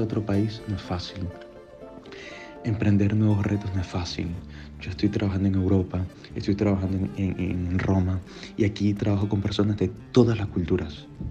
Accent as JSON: {"language": "Spanish", "country": "Venezuela", "moved": "as an adult", "lives_now": "Rome, Italy", "said": "soy de Venezuela"}